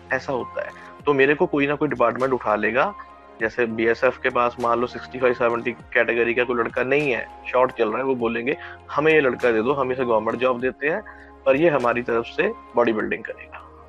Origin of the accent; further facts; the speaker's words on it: Garhshankar, Punjab, India; मैं basically state Punjab से हूँ और यहाँ पे छोटी सिटी है डिस्ट्रिक्ट है होशियारपुर और सिटी है गढ़शंकर पड़ता है मैं बेसिकली वहाँ से हूँ